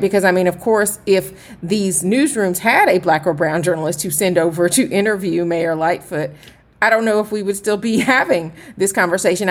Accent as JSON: {"language": "English", "town": "Atlanta", "region": "Georgia", "country": "United States", "tie": "born or raised there", "said": "I am from Atlanta"}